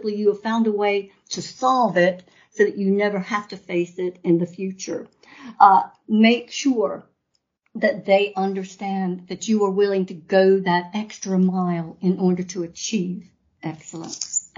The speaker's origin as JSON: {"language": "English", "region": "North Carolina", "country": "United States", "tie": "born or raised there", "said": "I'm American, true-blooded, born in North Carolina"}